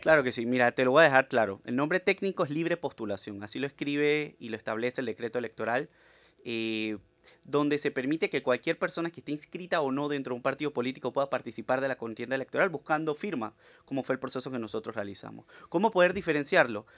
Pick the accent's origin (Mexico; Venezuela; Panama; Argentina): Panama; San Miguelito; vengo del distrito de San Miguelito, un distrito que tiene mucha gente profesional, olvidado